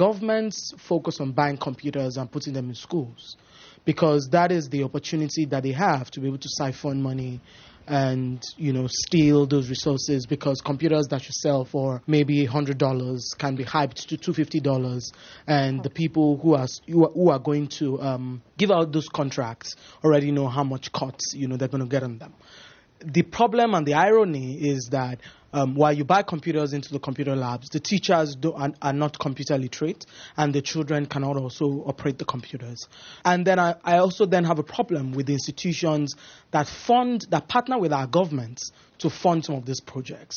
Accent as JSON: {"language": "English", "country": "Nigeria", "moved": "yes", "said": "I come from Nigeria."}